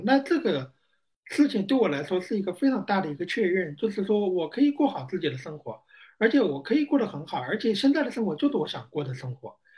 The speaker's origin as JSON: {"language": "Chinese", "town": "Wuxue", "region": "Hubei", "country": "China", "tie": "born or raised there", "also_born_or_lived": "Xiangyang, Hubei / Beijing / Shanghai", "moved": "as an adult", "said": "我的老家也是在湖北，王岗下辖的"}